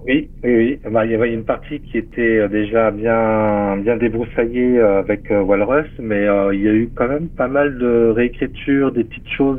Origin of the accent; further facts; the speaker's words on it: Metz, Grand Est, France; ça se passe en Lorraine, à Metz. Hein. C'est ma ville natale, là où je suis né